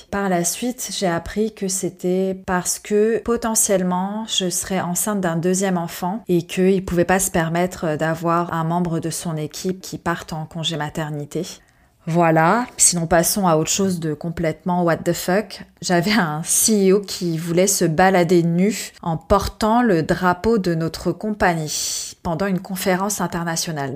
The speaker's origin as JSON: {"language": "French", "country": "France", "said": "je suis française"}